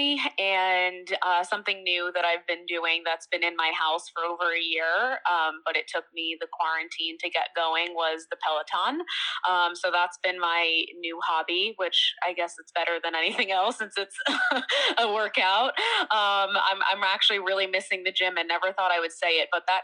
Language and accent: English; Pennsylvania, United States; moved away as an adult; also born or lived in Orlando, Florida; now in Florida, United States; I'm originally from Pennsylvania